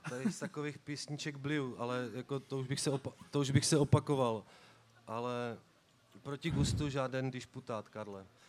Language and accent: Czech; Tasovice, South Moravian Region, Czechia; já jsem z Tasovic a v Tasově, jak kdybych byl zakořeněný